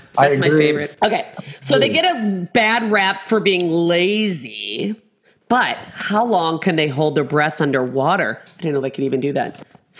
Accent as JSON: {"language": "English", "region": "England", "country": "United Kingdom", "said": "I'm actually English and British, but okay."}